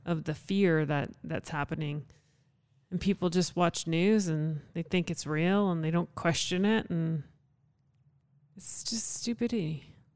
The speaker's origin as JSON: {"language": "English", "country": "Canada", "also_born_or_lived": "Calgary", "moved": "yes", "lives_now": "United States", "said": "consider Canada home. I'm a Canadian citizen."}